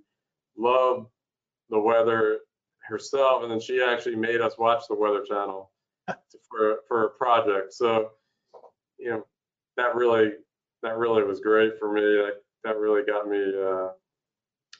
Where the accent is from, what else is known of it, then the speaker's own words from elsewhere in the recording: New Jersey, United States; moved away; also born or lived in Philadelphia, United States; I'm originally from Philadelphia, pretty much grew up in New Jersey